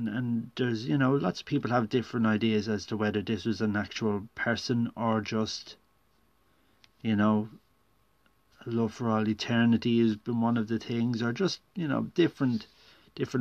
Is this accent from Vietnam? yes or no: no; Ireland; I'd had to read poets like Heaney and Yeats in school, growing up in Ireland